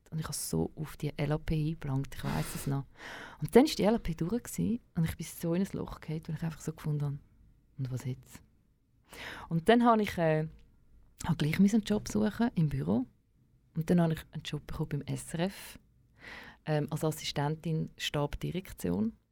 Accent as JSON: {"language": "German", "region": "Vienna", "country": "Austria", "said": "als Wiener gecheckt, ja, schau, wenn du PH fertig machst"}